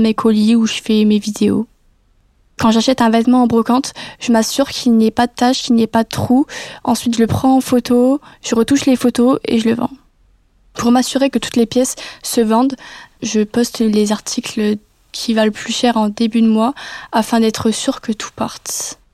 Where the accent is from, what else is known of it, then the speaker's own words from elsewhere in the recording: Metz, Grand Est, France; moved away as an adult; now in Nice, France; je suis originaire de Metz